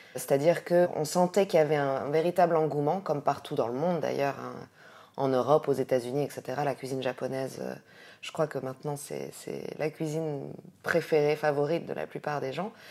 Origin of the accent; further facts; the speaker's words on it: France; also born or lived in Morocco; now in Casablanca, Morocco; je suis française avec un, visage plutôt asiatique